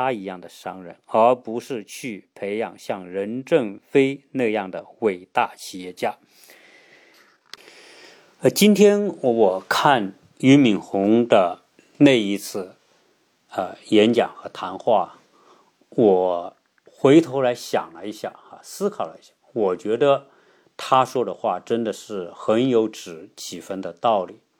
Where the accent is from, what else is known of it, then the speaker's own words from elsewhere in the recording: China; now in United States; 因为我们从中国来，在中国已经形成了这个网上购买的习惯。到了美国呢，自然也是啊，习惯于用这些网络购买的方式。